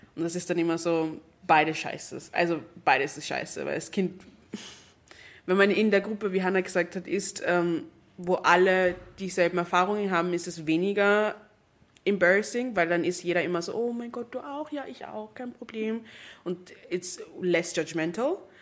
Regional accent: Jamaica; now in Vienna, Austria; wo ich herkomme. Da war ich so Jamaika

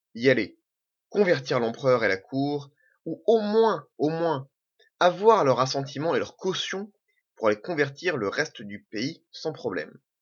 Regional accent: Normandy, France; also born or lived in French Algeria; Je suis normand. Je suis pied noir. Je suis français.

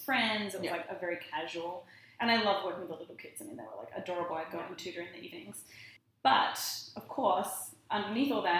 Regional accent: Australia; moved away as an adult; being Australian definitely helped. Like, he just noticed me cause I was Australian

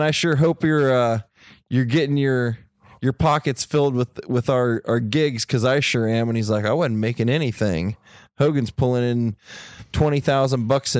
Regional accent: Ohio, United States; I come from Ohio

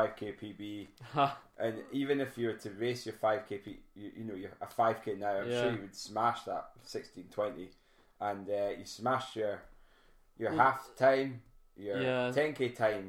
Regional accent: Alford, Scotland, United Kingdom; My hometown Afford

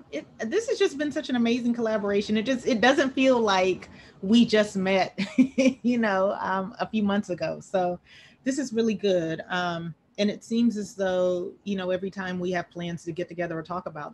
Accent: Albany, Georgia, United States; my hometown of Albany, Georgia

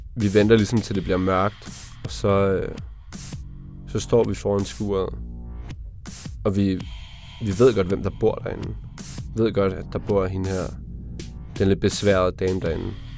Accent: Slagelse, Zealand, Denmark; Ja, jeg er fra Slagelse. Udkanten af Sjælland.

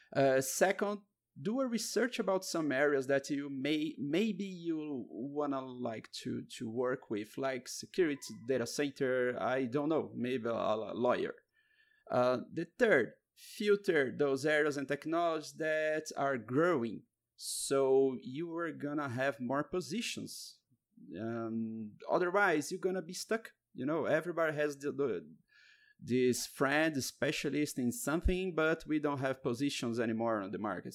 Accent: Curitiba, Paraná, Brazil; I'm from Curitiba, Brazil

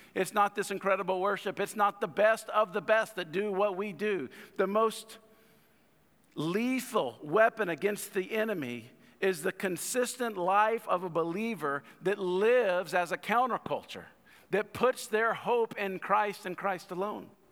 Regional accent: United States; I got this pride in the country

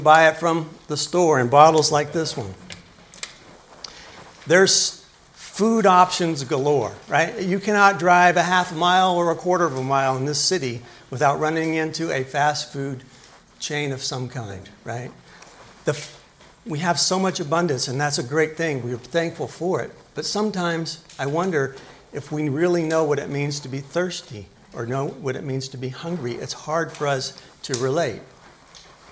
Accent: Tennessee, United States; growing up in Tennessee

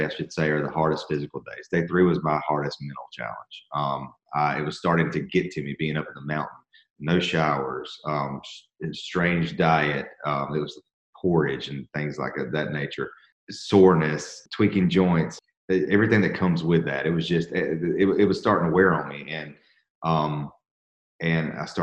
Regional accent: Georgia, United States; I'm from Georgia where it doesn't really hail.

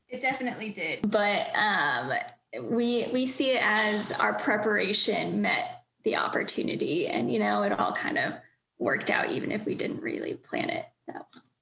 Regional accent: Northern Virginia, United States; moved away; I'm from Northern Virginia

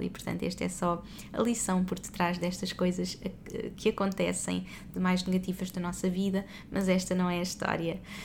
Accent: Portugal; now in Dubai, United Arab Emirates; nós somos portugueses pelo mundo e neste momento estamos no Dubai, já vivemos em vários países

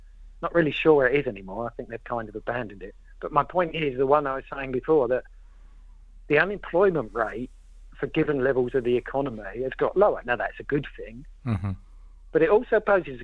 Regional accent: London, United Kingdom; I'm a Londoner

